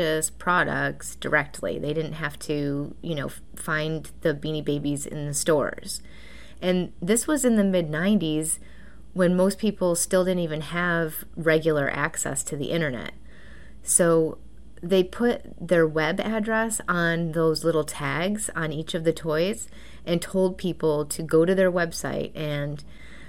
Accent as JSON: {"language": "English", "town": "Buffalo", "region": "New York", "country": "United States", "tie": "born or raised there", "moved": "yes", "said": "I am from Buffalo, and so I'm a Bills and Sabres fan"}